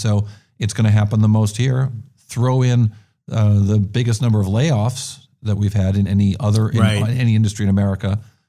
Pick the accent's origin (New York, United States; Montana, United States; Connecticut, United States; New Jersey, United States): New York, United States; As a New Yorker who adapted to San Francisco, it was hard going into a coffee shop